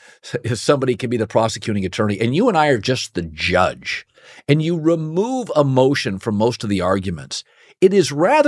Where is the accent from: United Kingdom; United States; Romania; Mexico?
United States; Pacific Northwest; moved away; I grew up in the Pacific Northwest, where I was a Husky fan as a kid